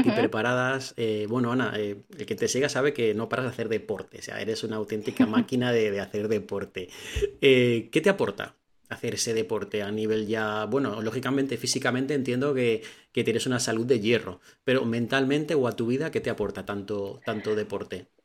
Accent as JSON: {"language": "Spanish", "town": "Valencia", "region": "Valencian Community", "country": "Spain", "said": "yo soy de Valencia"}